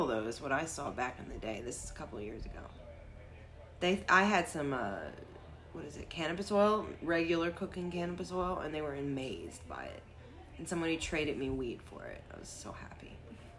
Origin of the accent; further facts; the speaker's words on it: the South, United States; now in Colorado, United States; As someone from the South, and I'm from the South as well